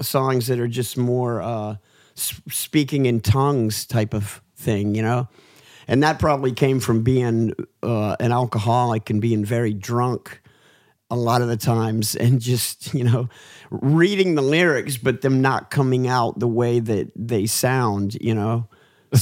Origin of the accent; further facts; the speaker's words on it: the South, United States; we're from America. We're from the South.